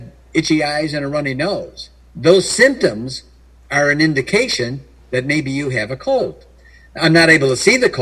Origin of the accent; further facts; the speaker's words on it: Chicago, Illinois, United States; I was born in Chicago, Illinois area